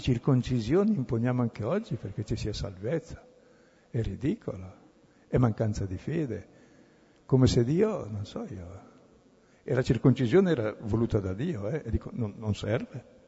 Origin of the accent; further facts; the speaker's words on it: Brescia, Lombardy, Italy; io sono bresciano